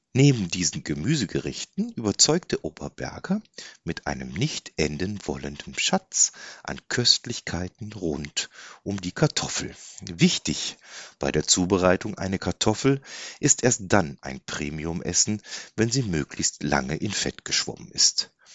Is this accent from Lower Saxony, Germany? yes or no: no; Bergisches Land, North Rhine-Westphalia, Germany; moved away; ich wohne da, wo ich groß geworden bin